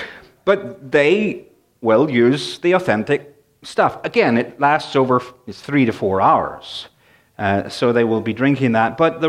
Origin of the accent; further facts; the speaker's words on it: Northern Ireland, United Kingdom; this is interesting because I grew up in Northern Ireland, and I grew up with, my mother was a great cook, but it was pretty plain stuff.